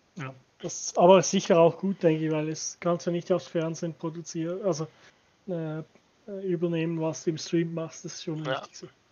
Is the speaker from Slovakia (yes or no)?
no; Switzerland; ich als Schweizer